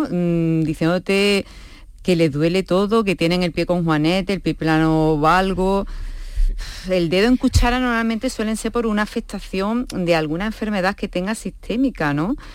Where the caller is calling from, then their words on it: Seville, Andalusia, Spain; Hola, buenas tardes. Soy … de Sevilla